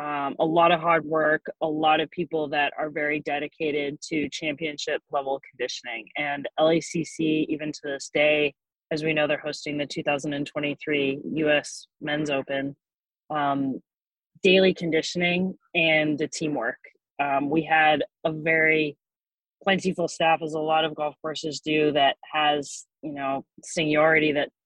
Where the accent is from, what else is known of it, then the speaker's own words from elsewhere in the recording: Pacific Northwest, United States; Growing up in the Pacific Northwest, I don't think I could have guessed that I would be working in a warm climate with warm season grasses.